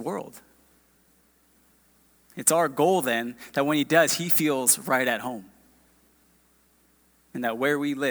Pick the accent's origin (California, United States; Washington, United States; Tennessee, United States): California, United States; a few miles from Disneyland, Southern; moved away as an adult; now in Round Rock, United States; We're not from Texas originally. We're from Southern California.